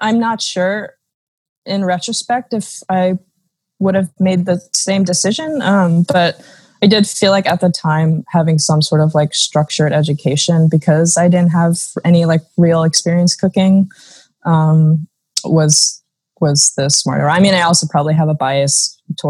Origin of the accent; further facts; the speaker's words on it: New Jersey, United States; also born or lived in South Korea; I was adopted from Korea when I was 13 months old, so just over a year old. And my parents by that time had moved to New Jersey. So I moved to New Jersey. I spent my childhood, my adolescence there